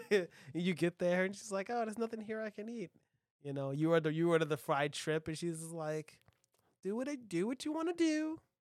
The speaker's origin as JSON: {"language": "English", "country": "United States", "said": "I'm an American"}